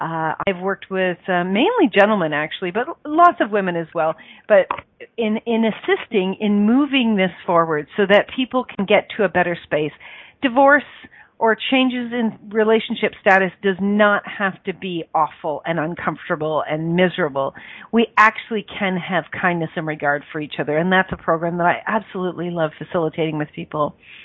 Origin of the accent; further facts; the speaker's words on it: Ireland; because I'm Irish, me darling, and we're going to be doing an Irish song and dance during the whole thing.